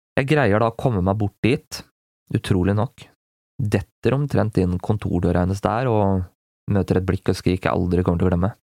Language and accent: Norwegian; Gjøvik, Innlandet, Norway; aleine hjemme på Gjøvik